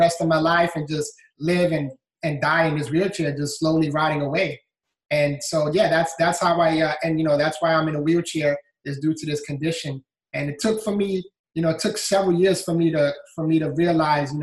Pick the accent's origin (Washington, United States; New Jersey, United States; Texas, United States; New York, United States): New York, United States; New York City; moved away as an adult; now in Florida, United States; I was born and raised in the Bronx, New York, and had a great childhood